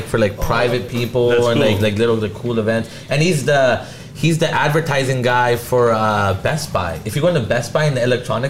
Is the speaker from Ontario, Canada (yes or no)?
no; Delta, British Columbia, Canada; in my hometown in Delta